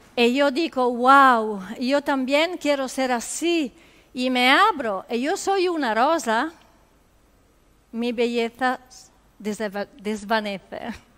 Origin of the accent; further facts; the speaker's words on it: Italy; Spanish is a second language; moved away; En Italia decimos